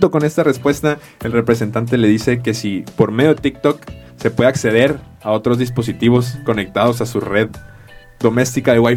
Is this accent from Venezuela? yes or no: no; Mexico; also born or lived in Guadalajara; soy un mexicano que la tortilla, la verdad.